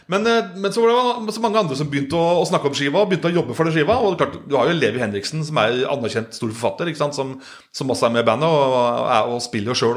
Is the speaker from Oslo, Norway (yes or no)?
no; Solør, Innlandet, Norway; jeg er fra Soler, altså Kirken her, da.